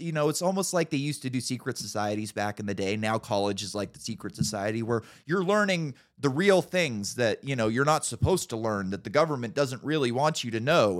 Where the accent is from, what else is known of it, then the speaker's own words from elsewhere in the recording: California, United States; I grew up in California